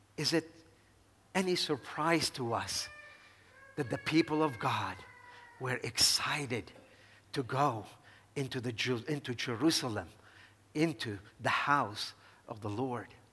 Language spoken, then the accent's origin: English; Dhour Choueir, Lebanon; moved away as an adult; I was born and raised here in Lebanon, and I make it no secret, my great love and affection for my hometown, Duhur Shwed.